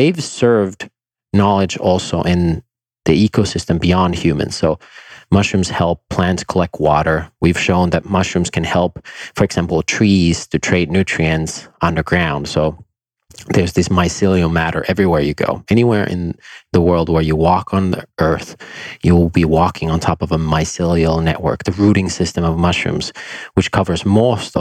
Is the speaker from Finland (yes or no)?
yes; Finland; I grew up in Finland